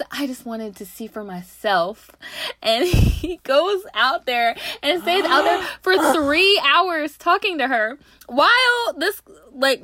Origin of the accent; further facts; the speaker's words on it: Knoxville, Tennessee, United States; moved away; I'm from Knoxville